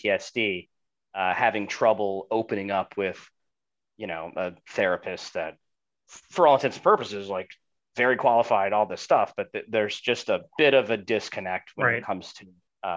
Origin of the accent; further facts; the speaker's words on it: Cooper City, Florida, United States; also born or lived in Delray Beach, Florida; growing up in Cooper City